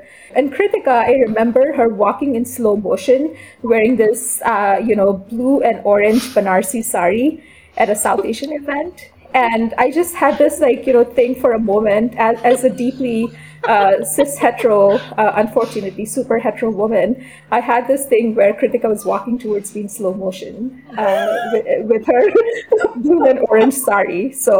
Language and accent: English; Canada; moved away as an adult; also born or lived in Pakistan; now in San Diego, United States; I am from Pakistan, and I did all my schooling in Canada, and now I'm here in the US for this job.